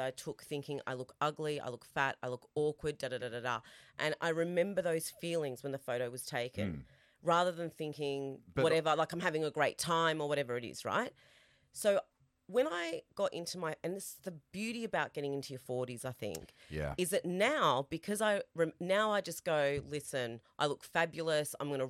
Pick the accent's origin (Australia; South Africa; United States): Australia; which was really significant for me being an Australian Italian, is you never ever feel like here I didn't fit because I don't look quintessentially Australian.